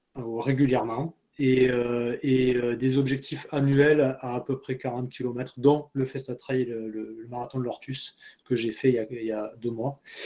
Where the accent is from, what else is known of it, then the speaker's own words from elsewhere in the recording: Pompignan, Occitania, France; moved away as an adult; now in Guadeloupe, France; je suis originaire du Gard, un petit village qui s'appelle Pompignan